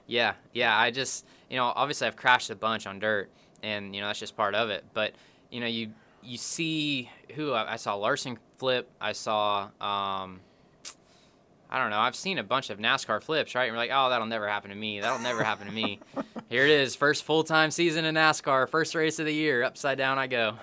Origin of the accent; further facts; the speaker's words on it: Norman, Oklahoma, United States; I grew up in Norman, Oklahoma, watching the Sooners